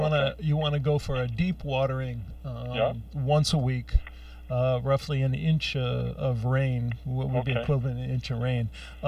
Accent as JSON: {"language": "English", "town": "Youngstown", "region": "Ohio", "country": "United States", "tie": "born or raised there", "said": "I grew up in Youngstown, Ohio. And that was, you know, the rust bucket between Cleveland, Youngstown, Pittsburgh."}